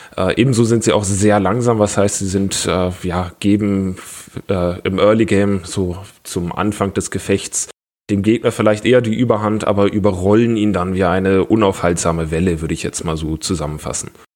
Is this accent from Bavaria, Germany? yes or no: yes; Augsburg, Bavaria, Germany; moved away as an adult; now in Lübeck, Germany; ursprünglich komme ich aus Augsburg